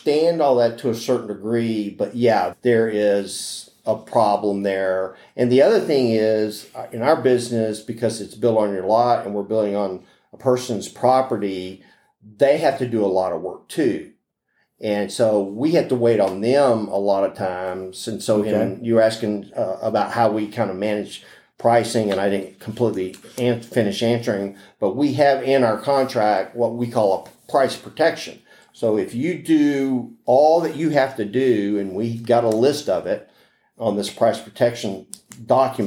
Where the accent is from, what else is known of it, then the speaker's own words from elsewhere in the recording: Houston, Texas, United States; also born or lived in Pecos, Texas / Lubbock, Texas / Corpus Christi, Texas; I grew up in Houston. I was born in Pecos